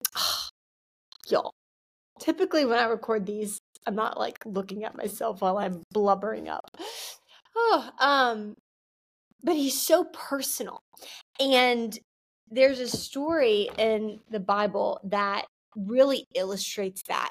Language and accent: English; the South, United States; I'm from the South